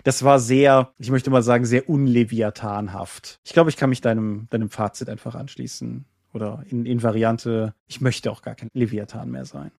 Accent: Germany; hier im Schleiner Tal, da, da wo ich groß geworden bin und jetzt wieder wohne

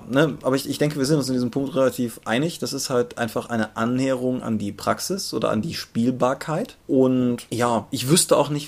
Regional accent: Germany; von Wien bis Eifel ist zwar jetzt so für uns als Deutsche eine relativ große Distanz

